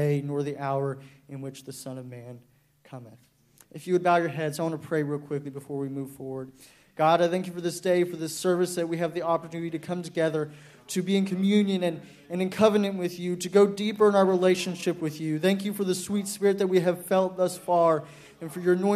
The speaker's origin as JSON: {"language": "English", "town": "Dallas", "region": "Texas", "country": "United States", "said": "I'm from Dallas, Texas"}